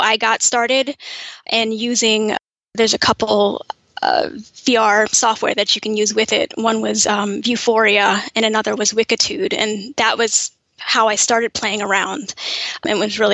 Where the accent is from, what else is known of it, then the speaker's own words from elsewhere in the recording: New York, United States; moved away as an adult; also born or lived in Kansas; now in New Jersey, United States; I grew up in New York. My family is from Kansas. I was technically born in Kansas, but from about 6 months on, I'm a diehard New Yorker and have lived there up until about 8 years ago.